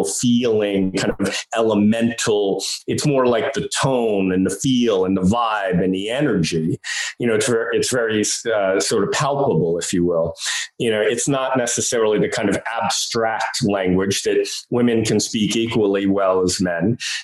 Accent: New York, United States; I'm from New York

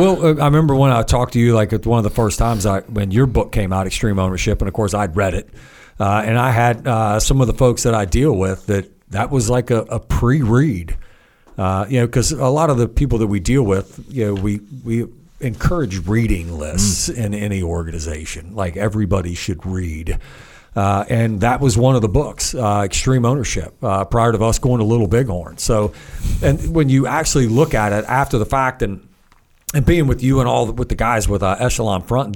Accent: United States; moved away; growing up in Virginia, West Virginia

